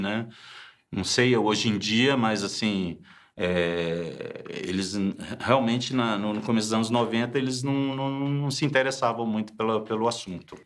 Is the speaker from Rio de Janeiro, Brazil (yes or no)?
yes; Rio de Janeiro, Brazil; moved away as an adult; also born or lived in France